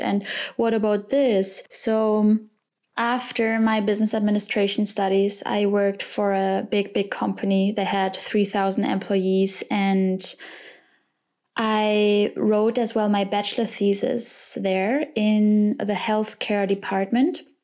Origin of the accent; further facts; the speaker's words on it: Cologne, North Rhine-Westphalia, Germany; I was born and raised in Cologne